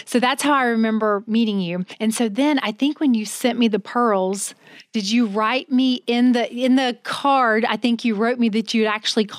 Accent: Alabama, United States; I am from Alabama. I am a Southern girl.

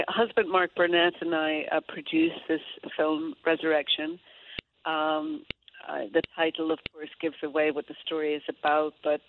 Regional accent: Derry, Northern Ireland, United Kingdom; accent: Derry; But if I was to get on the phone right now with any of my family in Derry, just thinking about Derry, my accent could come back really strong.

